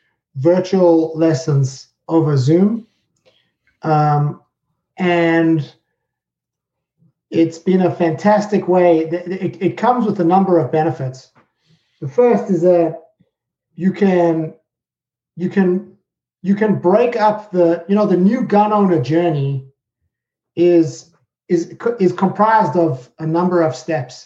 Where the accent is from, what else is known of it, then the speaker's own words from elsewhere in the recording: South Africa; moved away as an adult; also born or lived in United Kingdom; now in New Jersey, United States; I'm originally from South Africa